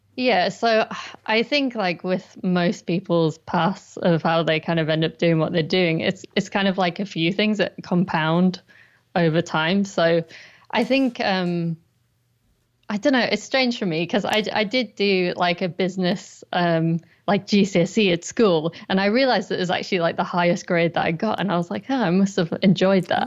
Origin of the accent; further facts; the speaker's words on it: Durham, North East England, United Kingdom; moved away as an adult; also born or lived in London; I'm actually from Durham in the northeast of England